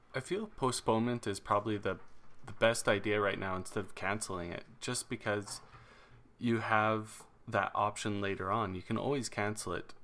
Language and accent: English; Alberta, Canada; in Alberta we already have that economic downturn going on